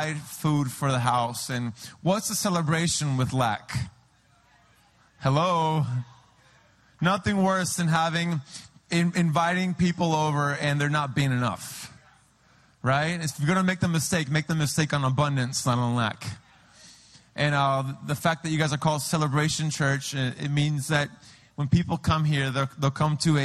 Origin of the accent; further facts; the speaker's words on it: San Diego, California, United States; now in Peru; I'm from San Diego